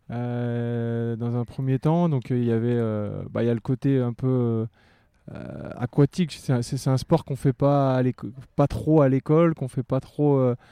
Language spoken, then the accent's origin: French; Boulogne-sur-Mer, Hauts-de-France, France; quand on vient de Boulogne-sur-Mer, c'est quelque chose qui, fait partie du, de l'environnement. Donc, euh, dès le plus jeune âge, j'ai été habitué.